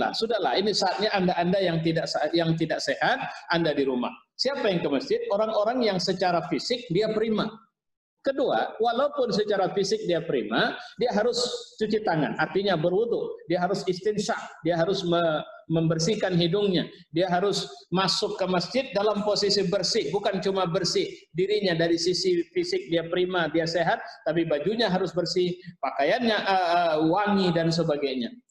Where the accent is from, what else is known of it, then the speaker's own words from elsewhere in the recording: Pematangsiantar, North Sumatra, Indonesia; Nah, saya dari Siantar juga Pak, kampung saya di Siantar. Jadi saya